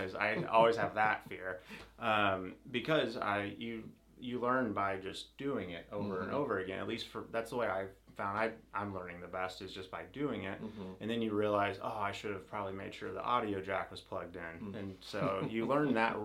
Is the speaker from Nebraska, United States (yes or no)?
yes; Nebraska, United States; moved away; also born or lived in Indiana; I was born in Nebraska, moved to Indiana.